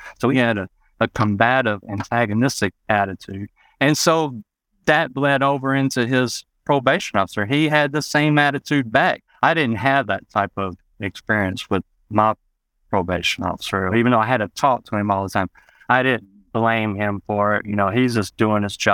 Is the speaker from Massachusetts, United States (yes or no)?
no; West Memphis, Arkansas, United States; also born or lived in Marion, Arkansas; growing up in West Memphis and Marion